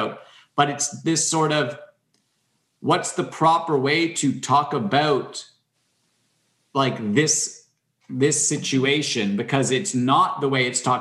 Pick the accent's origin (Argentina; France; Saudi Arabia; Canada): Canada; I'm Canadian